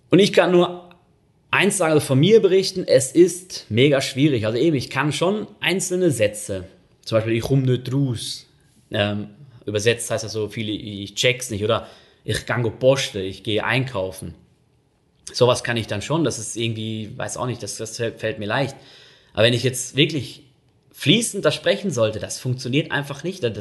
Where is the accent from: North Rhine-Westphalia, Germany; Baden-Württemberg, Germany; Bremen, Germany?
North Rhine-Westphalia, Germany; Und ich komme ja aus Nordrhein-Westfalen, da kennt man sowieso nicht so viel.